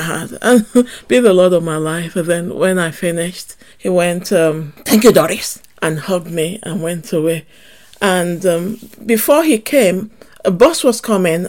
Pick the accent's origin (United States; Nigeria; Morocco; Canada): Nigeria; now in Manchester, United Kingdom; Growing up in Nigeria